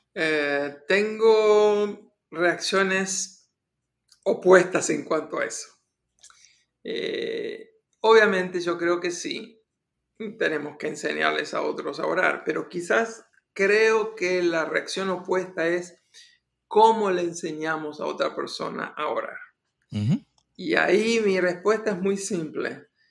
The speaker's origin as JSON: {"language": "Spanish", "region": "Buenos Aires", "country": "Argentina", "moved": "yes", "said": "era un jovencito, estaba en mi país, Argentina, en la ciudad de Buenos Aires"}